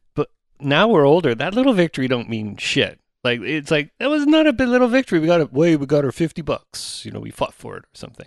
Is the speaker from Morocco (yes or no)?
no; Oshawa, Ontario, Canada; growing up in Oshawa